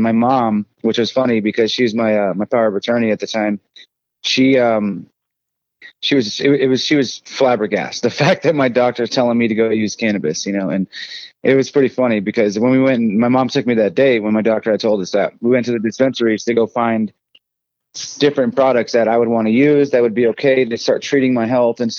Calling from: Colorado Springs, Colorado, United States; I am home that's Colorado Springs, Colorado. Um, I love Colorado to the fullest.

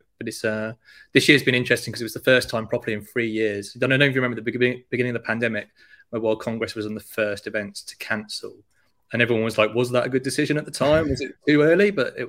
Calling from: Annecy, Auvergne-Rhône-Alpes, France; I'm in a place called Annecy in France, so in the mountains, just not too far from Geneva.

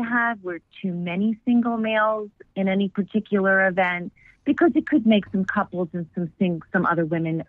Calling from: Vero Beach, Florida, United States; I'm calling from Vero Beach, Florida.

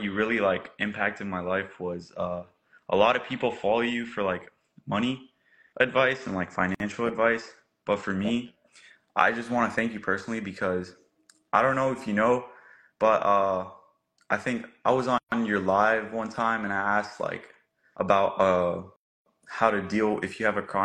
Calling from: Washington, District of Columbia, United States; I'm calling from the DMV area, Washington, D.C.

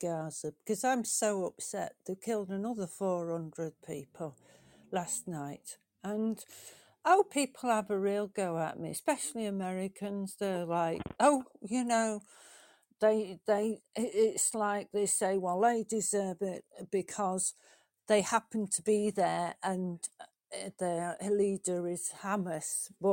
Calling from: England, United Kingdom; I'm calling from Britain, England

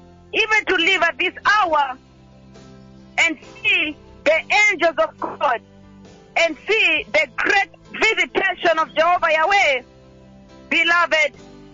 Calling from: Nairobi, Kenya; And I'm calling from Nairobi

